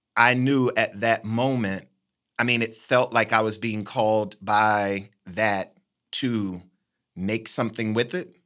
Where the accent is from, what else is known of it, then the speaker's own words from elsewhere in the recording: Decatur, Illinois, United States; my hometown, Decatur, Illinois